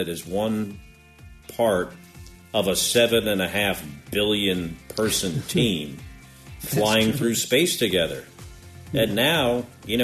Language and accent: English; West Orange, New Jersey, United States; Born in Orange, lived in West Orange